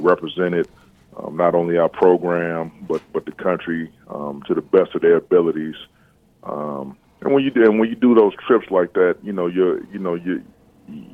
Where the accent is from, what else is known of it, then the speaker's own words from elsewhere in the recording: East Chicago, Indiana, United States; moved away as an adult; also born or lived in Gary, Indiana / West Lafayette, Indiana; I was born in Gary, raised in East Chicago, and went to school in Gary my entire life before going to high school at Andran.